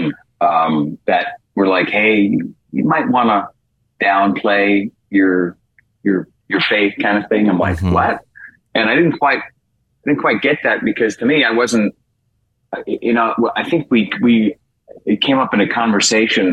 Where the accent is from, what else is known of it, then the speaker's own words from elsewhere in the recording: New York City, New York, United States; moved away as an adult; now in Los Angeles, United States; I'm from New York City originally.